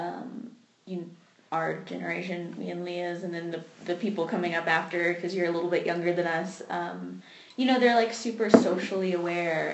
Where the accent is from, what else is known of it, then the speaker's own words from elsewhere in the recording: Texas, United States; I went to, like, public school in Texas